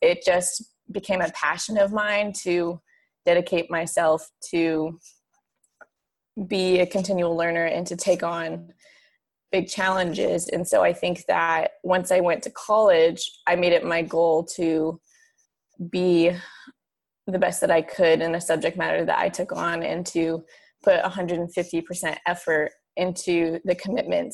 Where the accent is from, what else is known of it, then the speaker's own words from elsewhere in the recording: Fort Collins, Colorado, United States; moved away as an adult; also born or lived in Arizona; now in Orlando, United States; I grew up in Fort Collins, Colorado